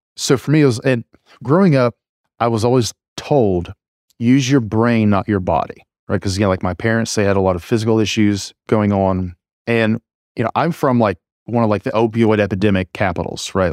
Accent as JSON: {"language": "English", "area": "small town rural America", "region": "Appalachia", "country": "United States", "tie": "born or raised there", "accent": "drawl", "said": "I grew up in a very conservative, you just, you know, small town rural America"}